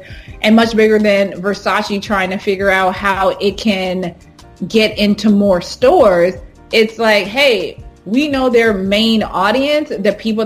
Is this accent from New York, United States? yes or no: no; Houston, Texas, United States; moved away as an adult; also born or lived in Hampton, Virginia / London; growing up in Houston, Texas, I grew up knowing and being around affluent African Americans